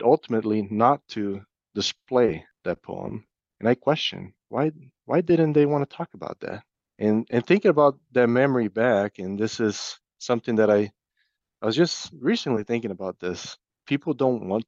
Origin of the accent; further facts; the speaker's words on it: Brazil; now in Iowa, United States; At that time, I was still living in Brazil. I'm originally from Brazil, so my family was there.